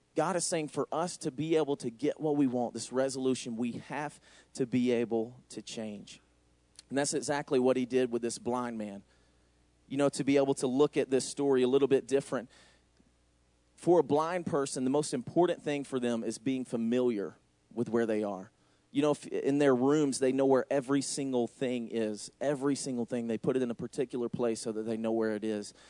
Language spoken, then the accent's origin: English; the middle of Georgia, United States; moved away as an adult; now in Racine, United States; As you can tell by my accent, I'm not from here. I'm from Racine. I'm just not from Racine. I'm from Georgia, actually. So me and Noel took a big move all the way from Georgia, the middle of Georgia, all the way up to Wisconsin